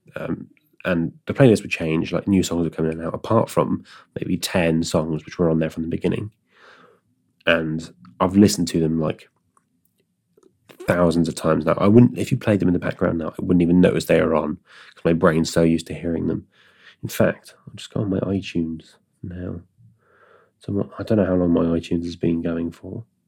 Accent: Stroud, South West England, United Kingdom; my hometown

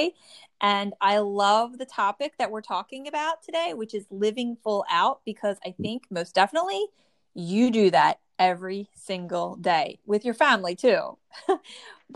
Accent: New Jersey, United States; I'm from the Northeast, and I grew up in New Jersey.

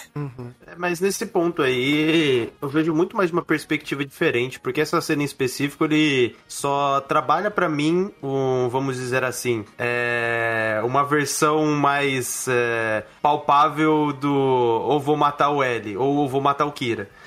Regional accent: Brazil; Eu, como brasileiro

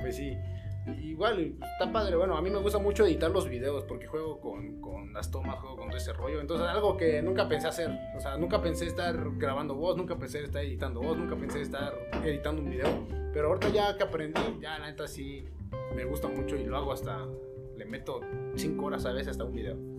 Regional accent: Puebla, Mexico; somos de Cuapa

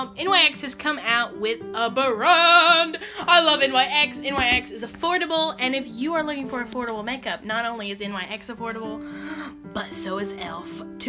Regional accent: Garner, North Carolina, United States; I'm in Garner. I'm drinking Garner coffee. I'm from Garner.

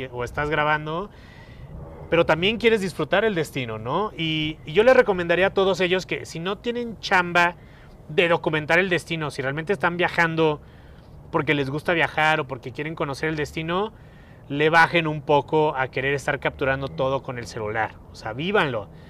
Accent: Mexico; No soy italiano, soy muy mexicano

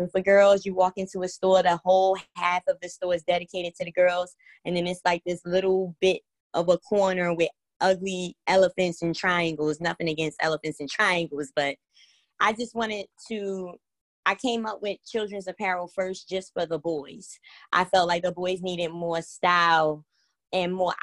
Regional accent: New York City, New York, United States; moved away as an adult; now in Baltimore, United States; I'm from the Bronx, New York, born and raised

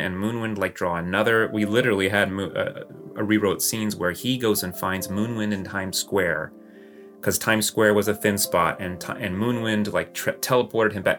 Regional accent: Texas, United States; moved away; I grew up in Texas

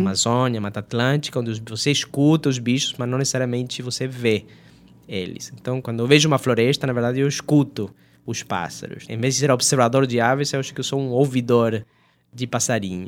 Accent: Argentina; Portuguese is a second language; moved away as an adult; also born or lived in Brazil; eu sou da Argentina, apesar de toda essa educação toda que eu tive no, no Brasil

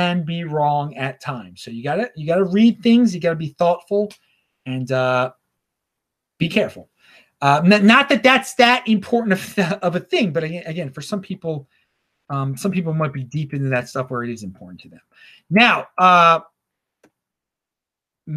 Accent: Baltimore, Maryland, United States; moved away; I am from Baltimore originally

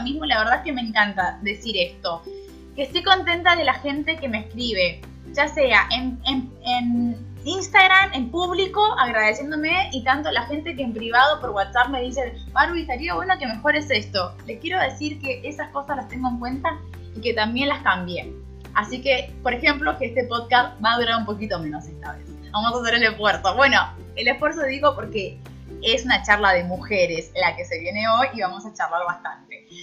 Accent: Neuquén, Argentina; vine sola de Neuquén.

